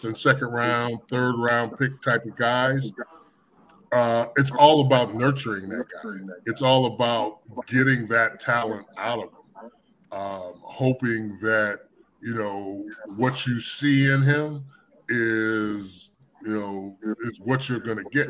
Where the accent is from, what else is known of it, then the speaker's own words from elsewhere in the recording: Pittsburgh, Pennsylvania, United States; moved away as an adult; also born or lived in Chicago; I'm from Pittsburgh, and I'm still a Steelers fan